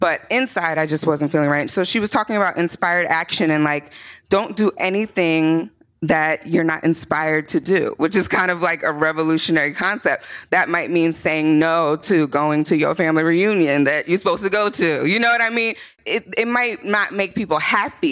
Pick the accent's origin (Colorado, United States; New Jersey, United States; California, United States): New Jersey, United States; Morristown; also born or lived in Newark, New Jersey; But I am a Jersey girl. I was born and raised in Marstown, New Jersey.